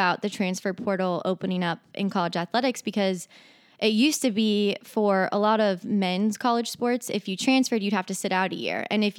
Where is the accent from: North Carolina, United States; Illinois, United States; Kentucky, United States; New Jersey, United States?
Kentucky, United States; Northern; also born or lived in Orlando, Florida; So I'm from Northern Kentucky.